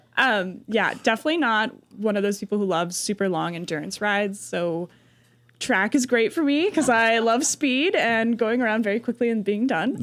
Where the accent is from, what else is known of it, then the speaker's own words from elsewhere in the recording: New Mexico, United States; moved away as an adult; I'm from New Mexico